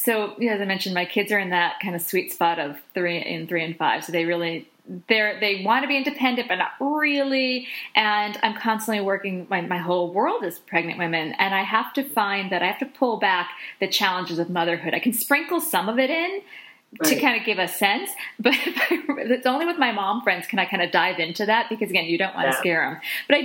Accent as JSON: {"language": "English", "town": "Boston", "region": "Massachusetts", "country": "United States", "said": "I'm from the Boston area, so yay for Boston."}